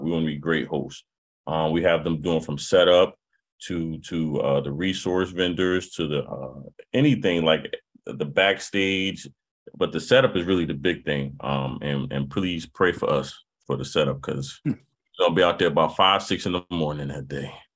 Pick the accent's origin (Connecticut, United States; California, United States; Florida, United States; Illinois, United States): Connecticut, United States; New Haven; growing up in New Haven